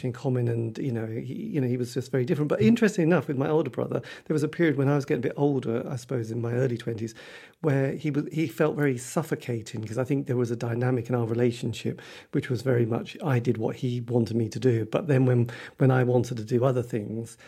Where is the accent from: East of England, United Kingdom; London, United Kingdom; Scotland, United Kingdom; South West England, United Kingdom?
East of England, United Kingdom; Norwich; I was brought up in East Anglia